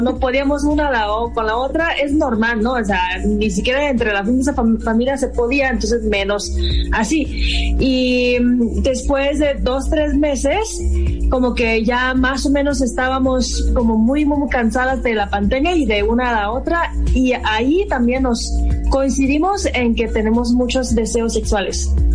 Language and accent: Spanish; China; moved away as an adult; also born or lived in Mexicali, Mexico; now in Cuernavaca, Mexico; soy de China. He llevado como ocho años y medio viviendo en México, antes de Mexicali y ahorita vivo en Cuernavaca